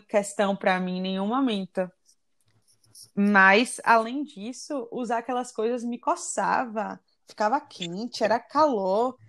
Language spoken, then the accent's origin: Portuguese; Salvador, Bahia, Brazil; moved away; also born or lived in United States; sou daqui de Salvador